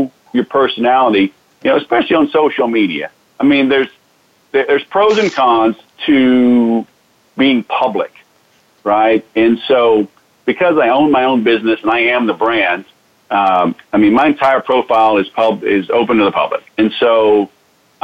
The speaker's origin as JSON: {"language": "English", "town": "Houston", "region": "Texas", "country": "United States", "tie": "born or raised there", "moved": "yes", "said": "I grew up in Houston"}